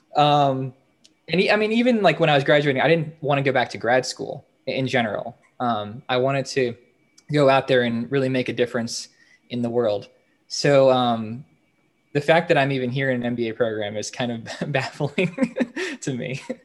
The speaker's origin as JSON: {"language": "English", "region": "Northern Virginia", "country": "United States", "said": "I'm originally from Northern Virginia, uh, so I didn't go very far."}